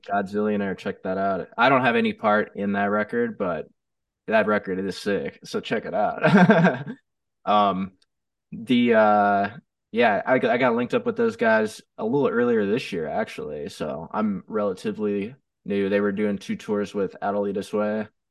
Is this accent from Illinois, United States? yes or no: no; Chicago area, Northwest Indiana, United States; now in Phoenix, United States; originally from Chicago. I grew up in, uh, the South uh, Northwest Indiana area of Chicago